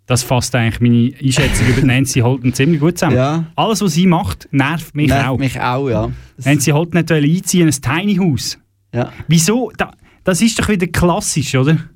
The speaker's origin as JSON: {"language": "German", "town": "Birrwil", "region": "Aargau", "country": "Switzerland", "tie": "born or raised there", "said": "Meinem Heimatort, dort, wo ich aufgewachsen bin. Das schöne Nesthäkchen äh, am Halwilersee, gelegen am Ufer des schönsten Sees der Schweiz."}